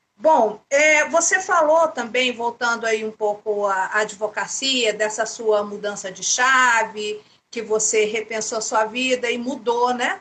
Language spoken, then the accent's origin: Portuguese; Goiânia, Goiás, Brazil; Eu sou de Goiânia